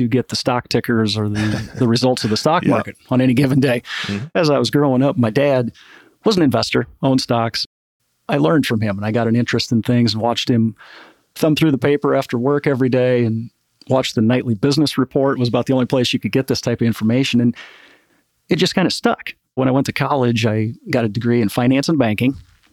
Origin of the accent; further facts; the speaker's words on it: Midwest, United States; I'm from the Midwest, small town